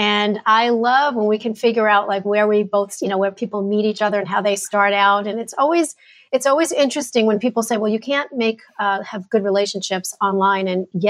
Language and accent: English; New York, United States; also born or lived in New Jersey / Connecticut / Carolinas; now in Dallas, United States; But I was born in New Jersey, stayed there for a minute, and then we moved to New York. So I am a New Yorker.